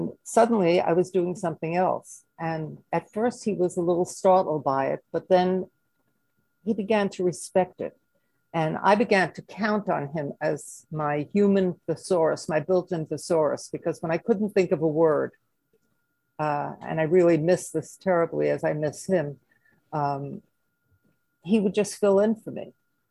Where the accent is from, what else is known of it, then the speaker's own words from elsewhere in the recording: New York City, New York, United States; accent: Brooklyn; moved away as an adult; also born or lived in Bensonhurst, Brooklyn / Flatbush, Brooklyn; now in Manhattan, United States; It was a storefront factory in Brooklyn, where I grew up. You may have noticed from my accent